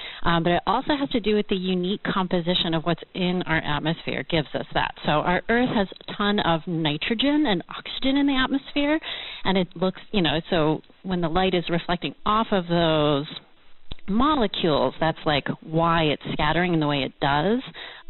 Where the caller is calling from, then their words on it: Westford, Massachusetts, United States; I'm calling from Westford, Massachusetts.